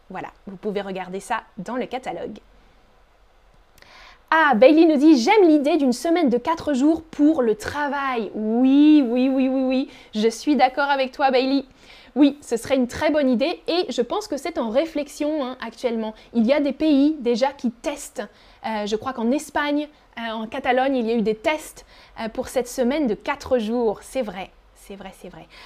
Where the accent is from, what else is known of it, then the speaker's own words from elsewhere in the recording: France; Avant, moi, quand j'étais petite en France, on n'avait pas école le mercredi.